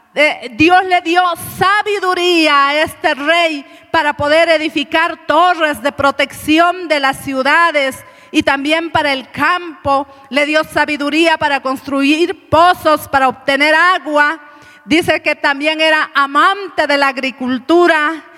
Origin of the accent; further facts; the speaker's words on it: Cochabamba, Bolivia; hemos comido un sustancioso platito en la mañana, delicioso como buenos cochabambinos